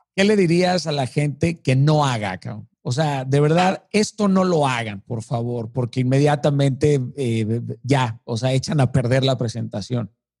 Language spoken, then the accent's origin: Spanish; Mazatlán, Sinaloa, Mexico; Yo soy de Mazatlán